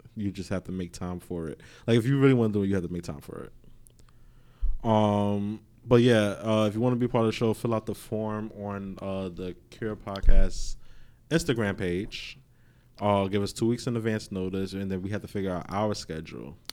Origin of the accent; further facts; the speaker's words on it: New York City, New York, United States; we come from Queens